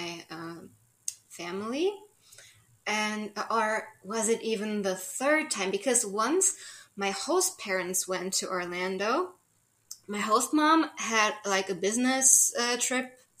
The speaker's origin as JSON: {"language": "English", "country": "Germany", "tie": "born or raised there", "also_born_or_lived": "Saint Charles, United States"}